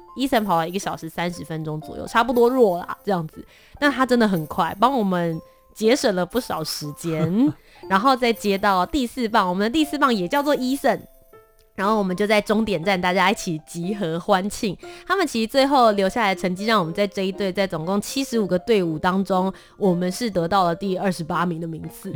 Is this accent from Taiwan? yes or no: yes; Taipei, Taiwan; also born or lived in Kaohsiung, Taiwan; 我小时候是在高雄出生，然后到幼稚园时间，然后后来到台北，就来念小学、中学、大学这样